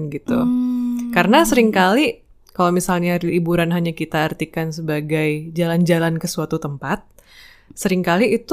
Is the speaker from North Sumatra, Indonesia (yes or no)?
no; East Nusa Tenggara, Indonesia; now in Yogyakarta, Indonesia; Uh, asalku dari Nusa Tenggara Timur, tapi saat ini aku sedang berkarya di Yogyakarta.